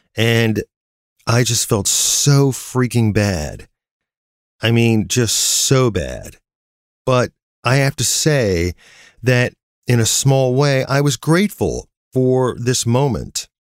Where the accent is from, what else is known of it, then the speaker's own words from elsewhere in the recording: Canton, Ohio, United States; my hometown of Canton, Ohio